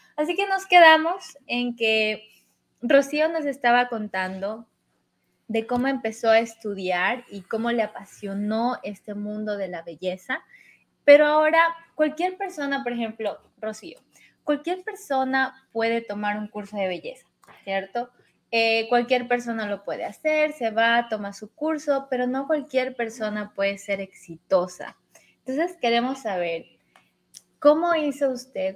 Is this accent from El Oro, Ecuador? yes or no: yes; Machala, El Oro, Ecuador; also born or lived in Cuenca; now in New York, United States; como a los nueve años, me fui a vivir a Machala